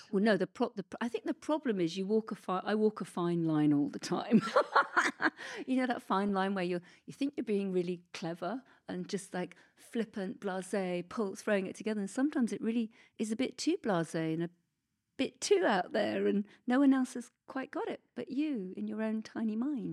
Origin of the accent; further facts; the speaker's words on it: Oxford, South East England, United Kingdom; It was my hometown